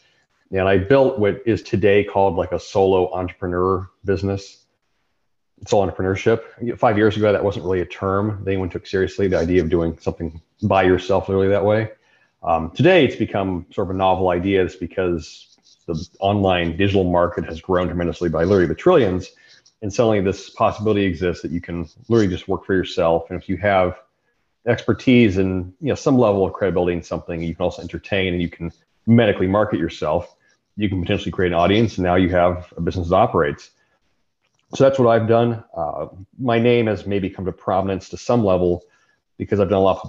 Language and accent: English; Riverside County, California, United States; the county I grew up in California, Riverside County